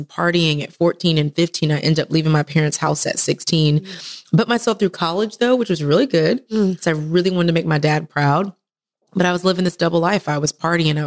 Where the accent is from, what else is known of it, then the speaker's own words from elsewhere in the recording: Texas, United States; moved away as an adult; now in Atlanta, United States; originally from Texas, best state in the world